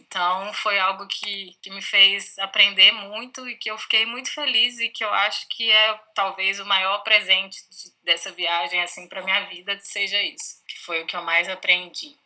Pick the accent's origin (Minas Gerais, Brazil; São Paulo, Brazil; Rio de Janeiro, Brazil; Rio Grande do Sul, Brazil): Minas Gerais, Brazil; Itabira; Itabira, que é a cidade dos meus pais, onde eu nasci